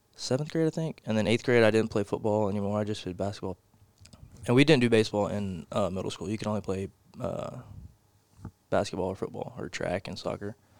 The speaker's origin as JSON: {"language": "English", "town": "Porter", "region": "Texas", "country": "United States", "tie": "born or raised there", "said": "I'm from Porter, Texas. It's North Houston."}